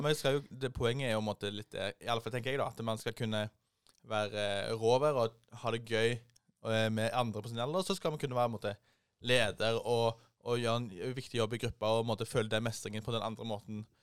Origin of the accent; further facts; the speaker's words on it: Rogaland, Norway; hjemme i Rogaland